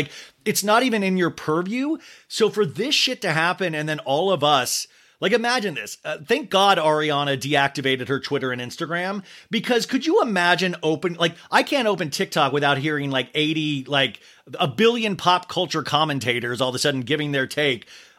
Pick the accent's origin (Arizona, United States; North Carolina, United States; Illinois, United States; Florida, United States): Arizona, United States; also born or lived in Kansas; when you grow up in a normal town, like I grew up in Kansas and then Arizona